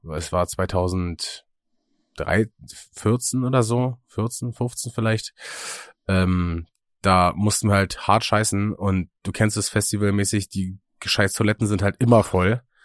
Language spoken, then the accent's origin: German; Müncheberg, Brandenburg, Germany; moved away; in meiner äh, alten Heimat, also in Münchenberg beziehungsweise Eckersdorf